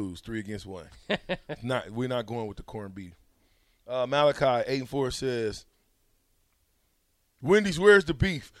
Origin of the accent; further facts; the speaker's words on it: Nebraska, United States; we grew up in Nebraska.